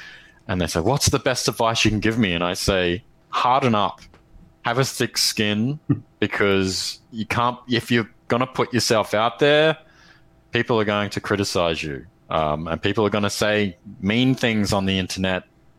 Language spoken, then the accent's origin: English; Australia